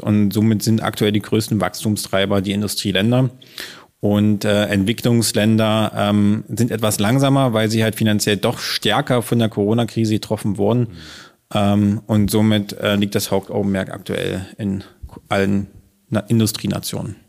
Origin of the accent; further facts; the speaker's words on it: Wittenberg, Saxony-Anhalt, Germany; Wir sind hier geboren in Lutherstadt Wittenberg